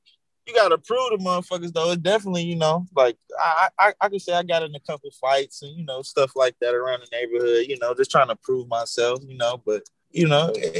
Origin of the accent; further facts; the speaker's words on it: the South, United States; Well, I grew up in the South, you know, in America, the South is very, very behind